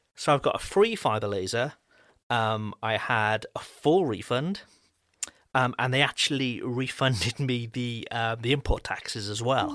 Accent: Wales, United Kingdom; now in France; I'm not French, I'm, I'm from Wales in the U K.

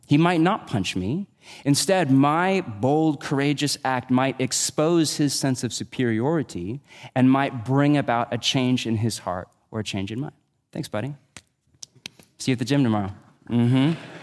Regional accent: United States; we're American

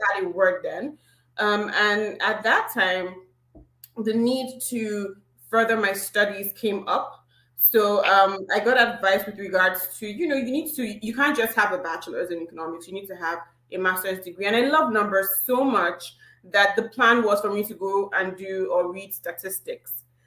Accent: eastern Nigeria, Imo, Nigeria; right now it actually is my hometown and it's in Imo State, and that's the eastern part of Nigeria.

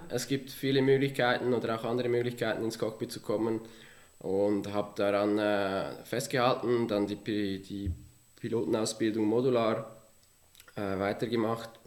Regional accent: Villmergen, Aargau, Switzerland; ich komme ursprünglich aus dem Kanton Aargau in einem kleinen äh, Dorf namens Vilmergen aufgewachsen

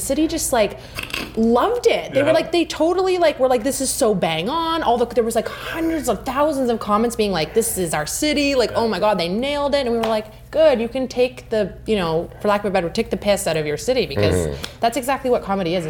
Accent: British Columbia, Canada; there was a lot that we had spent a lot of time growing up in the Okanagan as kids.

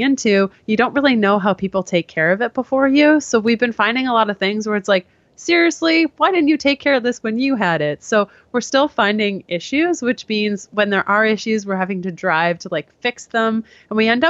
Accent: Canada; I am Canadian, and I only say that now because I'm in the States currently

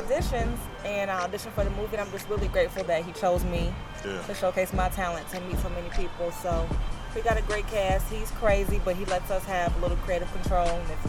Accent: Chicago, Illinois, United States; I'm from K-Town.

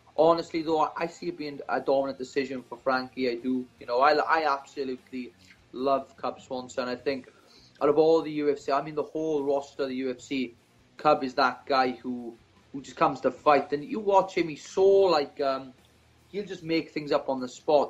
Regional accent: Swansea, Wales, United Kingdom; I was a young boy growing up in Swansea.

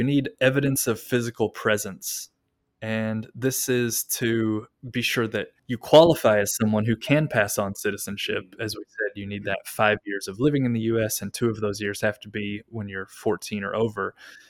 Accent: Kentucky, United States; moved away as an adult; now in Japan; I was born in Kentucky.

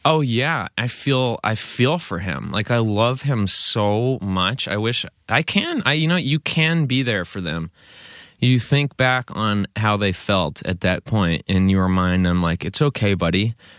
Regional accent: East Coast, United States; moved away as an adult; now in Chico, United States; growing up on the East Coast

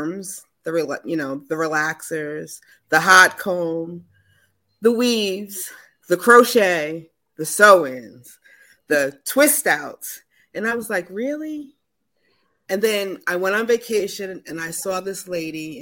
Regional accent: New Jersey, United States; now in Connecticut, United States; I'm from Connecticut, born and raised in New Jersey

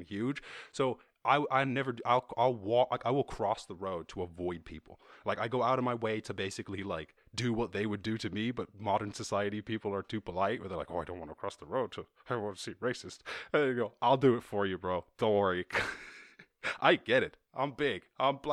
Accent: Ireland; I grew up in Ireland in the countryside

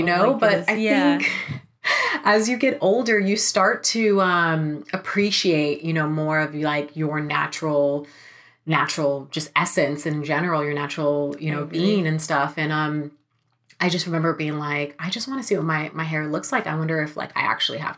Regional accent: Sacramento, California, United States; now in Los Angeles, United States; I'm from Sacramento

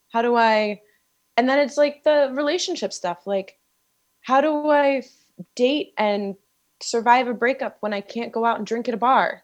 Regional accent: D.C., Maryland, United States; I grew up outside of Washington, D C, and Maryland

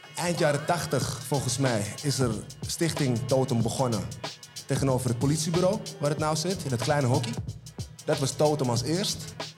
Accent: Almere, Flevoland, Netherlands; ik uit Haven kom

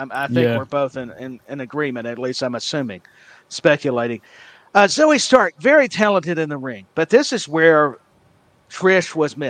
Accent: Tennessee, United States; I'm from Tennessee

